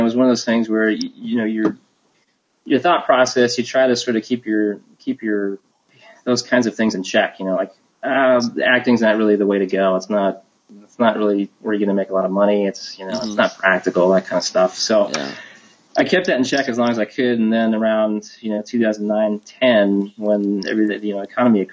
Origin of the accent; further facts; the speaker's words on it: Seattle, Washington, United States; moved away as an adult; now in Los Angeles, United States; I moved down to LA from Seattle, which is where I'm from